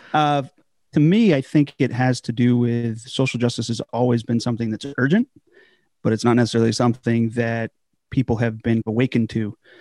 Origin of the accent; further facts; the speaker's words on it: Southern California, United States; moved away as an adult; now in Virginia, United States; a village church out in Southern California. So from there, I grew up in the Foursquare Church primarily